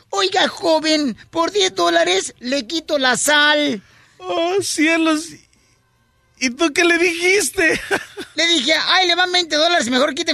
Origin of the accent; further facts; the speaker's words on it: Monterrey, Nuevo León, Mexico; somos de Monterrey, León, este, la ciudad más hermosa de todo el mundo, señores.